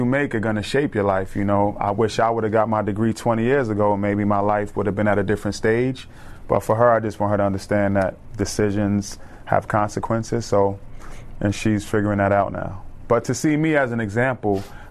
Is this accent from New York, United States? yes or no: yes; New York City, New York, United States; moved away; as a kid growing up, I'm from the Bronx, New York